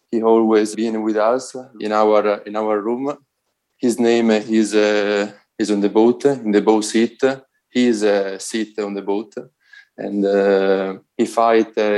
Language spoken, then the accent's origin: English; Italy; I'm a rower and uh, I'm from Italy.